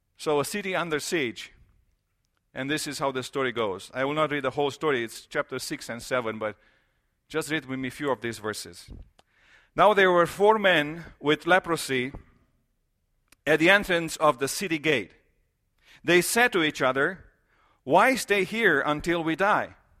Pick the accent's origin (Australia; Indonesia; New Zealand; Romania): Romania; moved away; I grew up in Romania